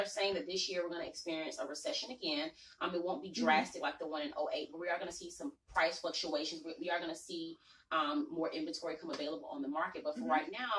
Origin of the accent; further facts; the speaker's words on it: Atlanta, Georgia, United States; growing up in Atlanta, this is not old Atlanta.